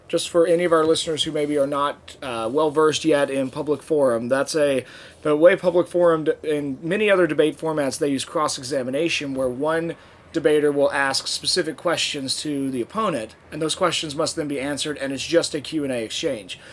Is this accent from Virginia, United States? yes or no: yes; Norfolk, Virginia, United States; my hometown where I grew up in Norfolk, Virginia